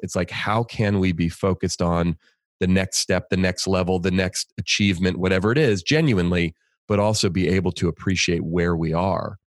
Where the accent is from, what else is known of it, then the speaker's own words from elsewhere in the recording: Bay Area, California, United States; I grew up in the Bay Area in California